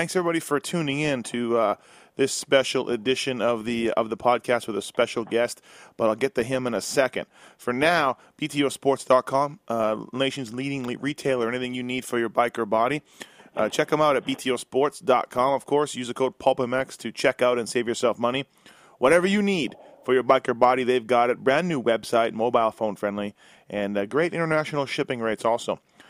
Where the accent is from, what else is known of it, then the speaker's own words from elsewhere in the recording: Canada; now in United States; I've been here a long time, but I'm still Canadian